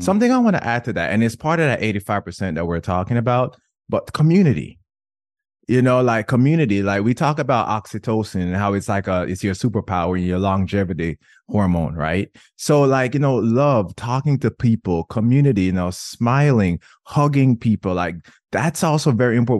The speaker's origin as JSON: {"language": "English", "country": "Jamaica", "said": "I'm Jamaican"}